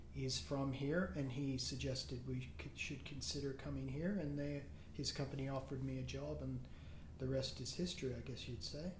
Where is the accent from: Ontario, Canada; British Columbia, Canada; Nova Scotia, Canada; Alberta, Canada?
Nova Scotia, Canada; Beaverbank; moved away as an adult; also born or lived in Vancouver, Canada; now in Australia; I was born in uh, Nova Scotia, Canada, a little town called Beaverbank